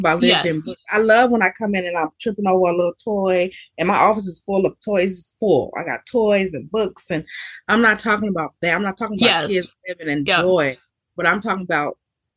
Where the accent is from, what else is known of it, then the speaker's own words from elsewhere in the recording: Texas, United States; also born or lived in Allen, Texas; I'm from Texas, right? I lived in Allen, Texas